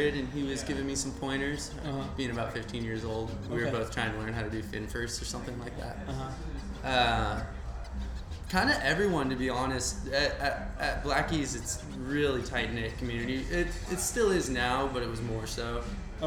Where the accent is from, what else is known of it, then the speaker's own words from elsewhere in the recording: Costa Mesa, California, United States; I grew up right here in Costa Mesa